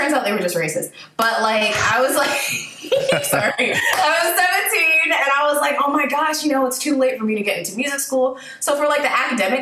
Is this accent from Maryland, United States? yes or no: yes; Laurel, Prince George's County / Howard County, Maryland, United States; also born or lived in Baltimore, Maryland; I grew up for my first 10 years were in PG Laurel.